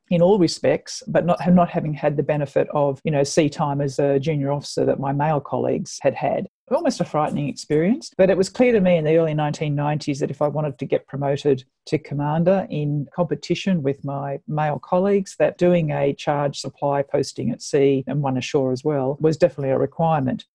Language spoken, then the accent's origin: English; Sydney, New South Wales, Australia; I actually grew up in Sydney in the northern suburbs